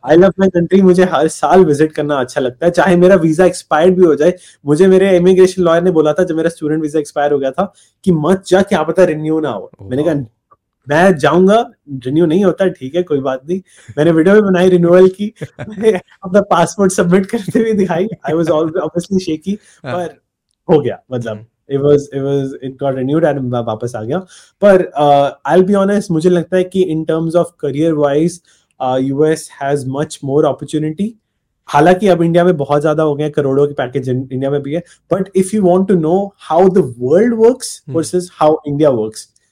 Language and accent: Hindi; Punjab, India; मैं पंजाब से हूँ